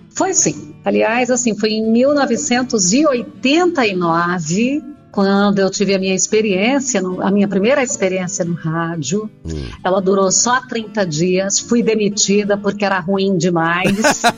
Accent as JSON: {"language": "Portuguese", "town": "Colorado do Oeste", "region": "Rondônia", "country": "Brazil", "tie": "born or raised there", "moved": "yes", "lives_now": "Jataí, Brazil", "said": "eu sou de Colorado do Oeste, em Rondônia. Hum. Na realidade, eu fui para lá com um ano"}